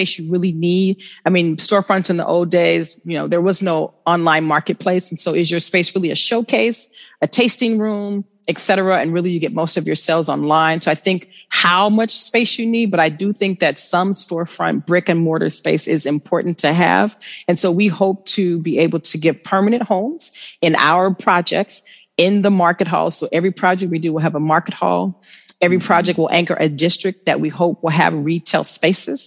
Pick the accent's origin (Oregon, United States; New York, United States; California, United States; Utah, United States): California, United States; Oakland; Oakland, when I grew up on East Oakland, 84th, it was all Black businesses, right?